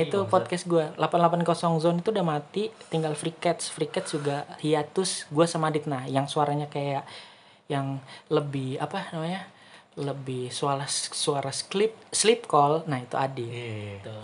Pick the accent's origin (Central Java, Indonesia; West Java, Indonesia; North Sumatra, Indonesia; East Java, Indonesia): West Java, Indonesia; gua dari Jawa Barat